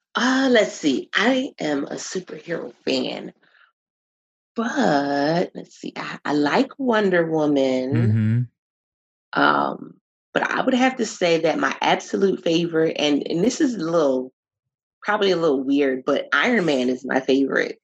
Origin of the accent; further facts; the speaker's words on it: Philadelphia, Pennsylvania, United States; moved away as an adult; I was born and raised in Philadelphia